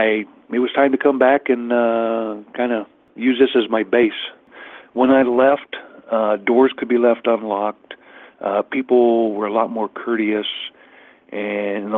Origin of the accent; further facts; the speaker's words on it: Middle America, Midwest, United States; I'm from Middle America.